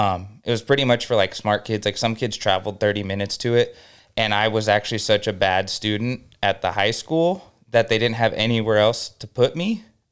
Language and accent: English; Norco, California, United States; It was like this brand new high school in my little town I grew up in Norco. There's like 30,000 people.